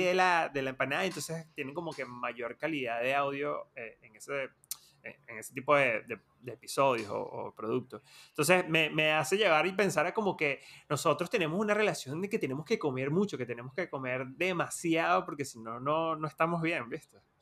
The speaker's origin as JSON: {"language": "Spanish", "country": "Venezuela", "tie": "born or raised there", "moved": "yes", "lives_now": "Argentina", "said": "cuando, cuando crecimos en Venezuela"}